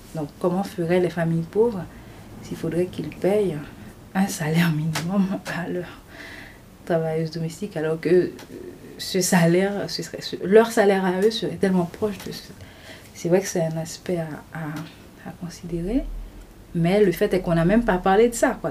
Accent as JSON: {"language": "French", "country": "Haiti", "tie": "born or raised there", "also_born_or_lived": "Port-au-Prince, Haiti", "said": "Je suis haïtienne. Euh, j'ai, fait, grandi en Haïti. Euh, après mes études primaires et secondaires, je suis allée euh, à la capitale, à Port-au-Prince, pour mes études universitaires."}